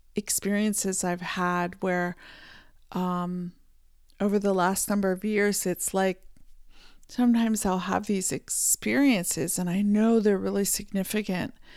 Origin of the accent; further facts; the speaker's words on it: Pennsylvania, United States; I was born in Pennsylvania in the United States, and I, uh, grew up, uh, riding horses